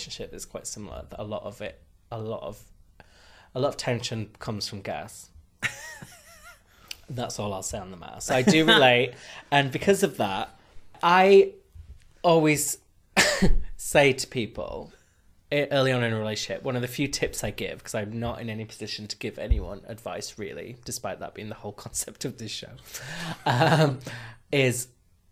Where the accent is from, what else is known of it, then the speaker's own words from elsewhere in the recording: the north of England, United Kingdom; accent: northern; my northern accent